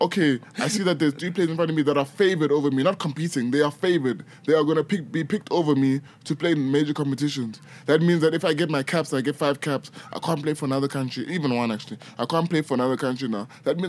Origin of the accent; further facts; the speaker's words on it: South Africa; also born or lived in Nigeria; yeah, I grew up in South Africa, I never played for South Africa.